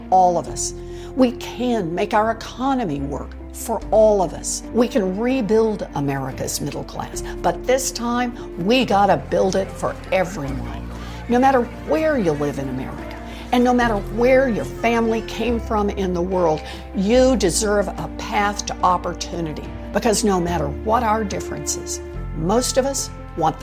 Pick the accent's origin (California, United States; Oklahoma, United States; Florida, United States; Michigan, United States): Oklahoma, United States; Growing up in Oklahoma